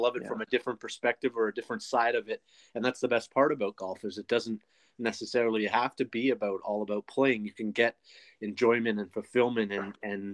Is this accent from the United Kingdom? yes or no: no; Canada; as a Canadian